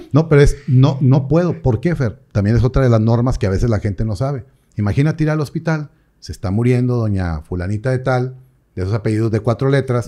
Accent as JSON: {"language": "Spanish", "country": "Mexico", "said": "como buenos mexicanos"}